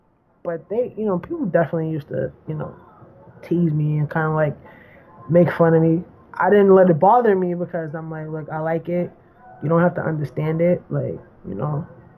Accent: New York, United States; I'm from New York, and I grew up in public housing.

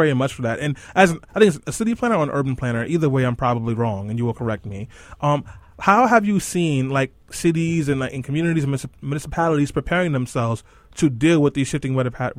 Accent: New York City, New York, United States; I grew up over there in East New York, Brooklyn.

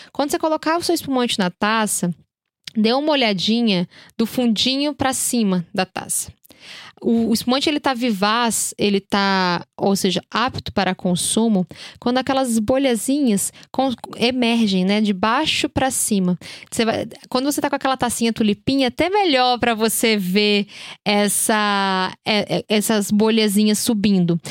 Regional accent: Brazil; somos brasileiros

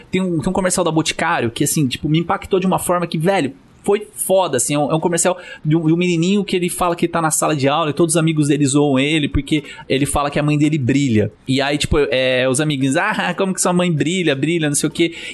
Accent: Brazil; a gente nasceu no Brasil

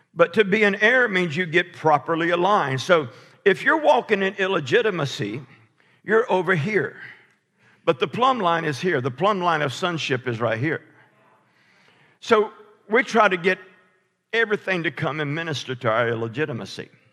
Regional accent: Alabama, United States; I'm from Alabama

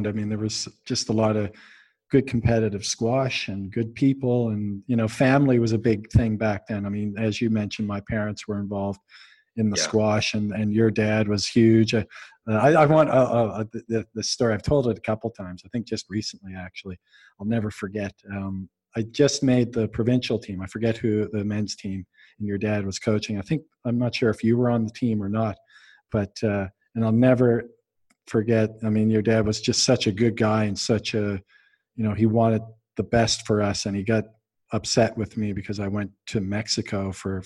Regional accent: Canada; to be all Canadian like us

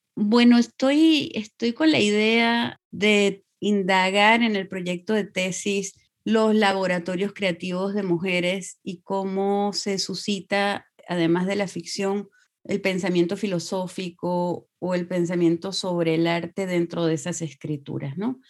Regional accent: Venezuela; moved away as an adult; also born or lived in Bolivia; now in Eugene, United States; todos nacimos en Venezuela, porque mis padres salieron por razones políticas de Bolivia el 71 y estuvieron en Venezuela muchos años

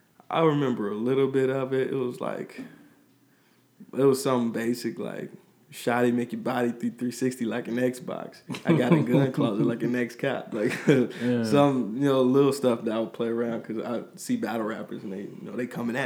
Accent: Chicago, Illinois, United States; Well, I'm originally from the South Suburb of Chicago. As a kid, I moved around a lot, so I was in different states

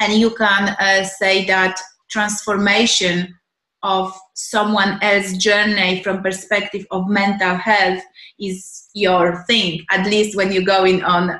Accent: Poland; moved away; I'm from Poland originally

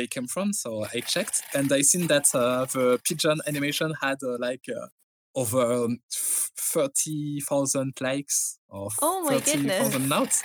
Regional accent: France; English is a second language; I'm French

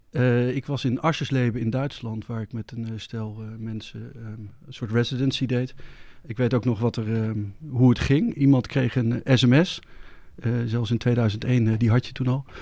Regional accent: Netherlands; als Nederlander, als West-Europeaan

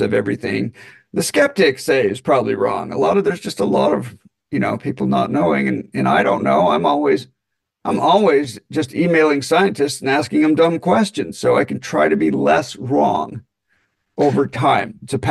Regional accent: Utah, United States; I grew up in Utah, skiing and outdoors

